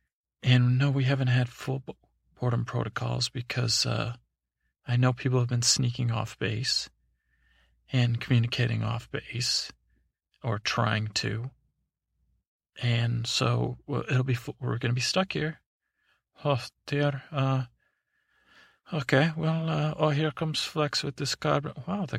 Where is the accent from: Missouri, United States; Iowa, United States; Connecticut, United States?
Iowa, United States; I'm not from parts unknown. I'm from Iowa.